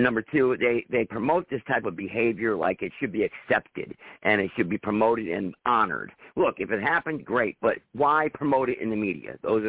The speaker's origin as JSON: {"language": "English", "country": "United States", "said": "as an American"}